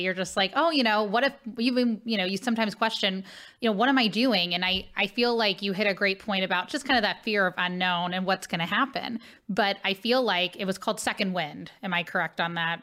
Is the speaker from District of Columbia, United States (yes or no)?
no; Cincinnati, Ohio, United States; now in St. Louis, United States; Cincinnati, Ohio, where I grew up